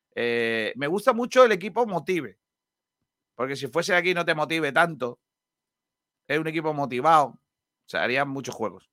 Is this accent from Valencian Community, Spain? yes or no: no; Benagalbón, Andalusia, Spain; uno de los equipos de mi pueblo, el Mena Galbón